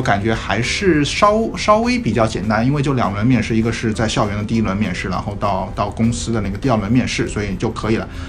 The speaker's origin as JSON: {"language": "Chinese", "country": "China", "said": "我们中国人"}